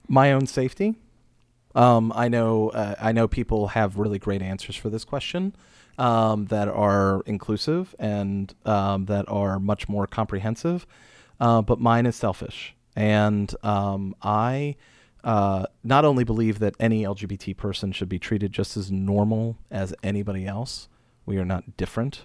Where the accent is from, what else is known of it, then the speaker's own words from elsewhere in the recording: Pittsburgh, Pennsylvania, United States; also born or lived in Steubenville; now in Frederick, United States; I grew up outside of Pittsburgh